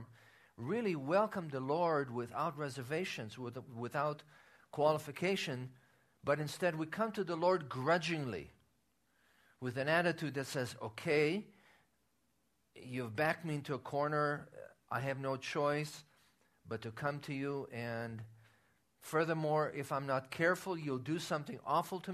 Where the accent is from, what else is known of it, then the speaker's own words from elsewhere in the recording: Israel; moved away; when I was growing up in Israel, playing cards was considered a sin among the believers